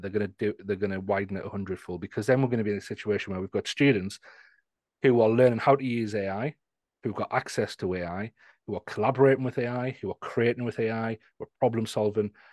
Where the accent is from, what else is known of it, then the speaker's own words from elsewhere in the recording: Newcastle, North East England, United Kingdom; I'm from the, the north of England, near Scotland, um, in a place called Newcastle